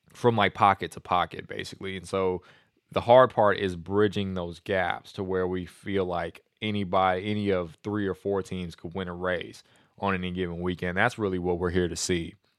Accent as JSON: {"language": "English", "country": "United States", "said": "I'm just an American"}